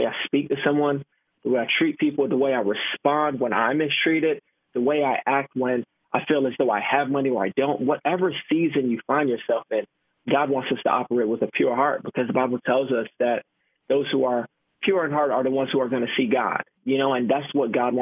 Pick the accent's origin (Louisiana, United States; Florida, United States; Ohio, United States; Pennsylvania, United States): Florida, United States; Miami; moved away as an adult; now in Tampa, United States; I'm born and raised in Miami, Florida, Jamaican background